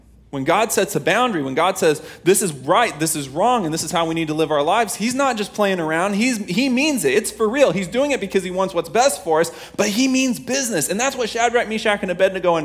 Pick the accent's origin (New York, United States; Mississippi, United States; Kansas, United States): Kansas, United States